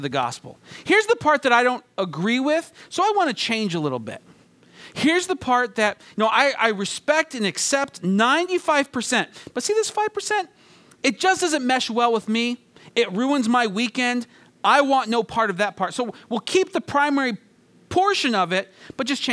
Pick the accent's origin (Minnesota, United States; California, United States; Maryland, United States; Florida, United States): California, United States; 40 minutes from San Luis Obispo; San Luis Obispo, California, just a short 40 minutes from my hometown